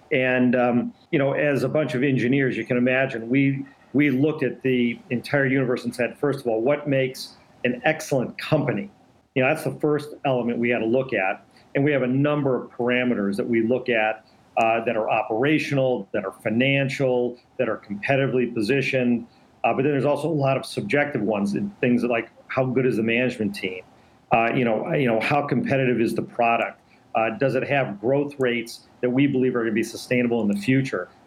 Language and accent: English; Detroit, Michigan, United States; born and raised in Detroit